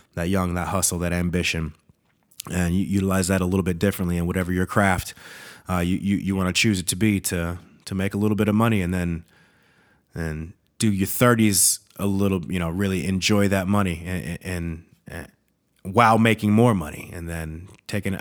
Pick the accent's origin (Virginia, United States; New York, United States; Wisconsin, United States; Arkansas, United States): Wisconsin, United States; Eau Claire; also born or lived in Minnesota / Freeport, Illinois; I'm from Minnesota, but, like, I'm really from Eau Claire